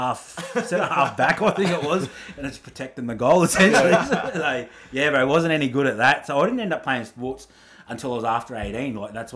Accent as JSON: {"language": "English", "town": "Brisbane", "region": "Queensland", "country": "Australia", "tie": "born or raised there", "also_born_or_lived": "Auckland, New Zealand / Redcliffe", "said": "So moved to Brizzy, bro. Grew up in Brizzy."}